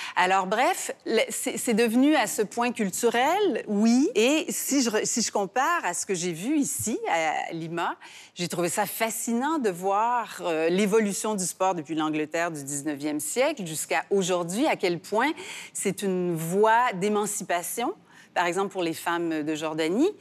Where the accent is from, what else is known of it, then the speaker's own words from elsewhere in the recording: Montreal, Quebec, Canada; chez nous à Montréal